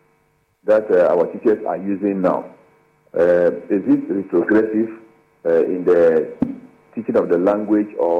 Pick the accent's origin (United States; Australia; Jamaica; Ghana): Ghana